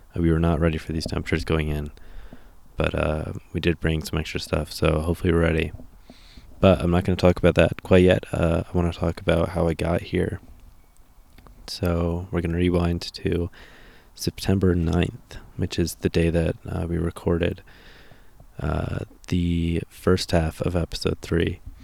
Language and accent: English; United States; kid growing up in America